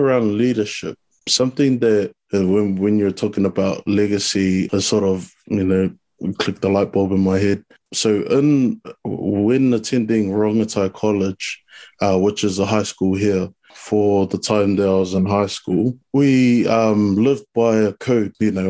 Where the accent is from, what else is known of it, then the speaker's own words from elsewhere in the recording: New Zealand; So I was born in New Zealand, obviously full Samoan, brought up around my culture